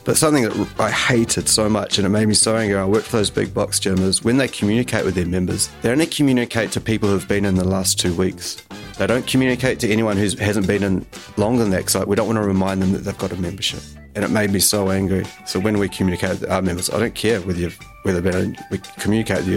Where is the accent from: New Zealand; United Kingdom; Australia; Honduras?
New Zealand; Kerikeri, Northland; I grew up in Bay of Islands, so a pretty low-key town called, called Kirikiri.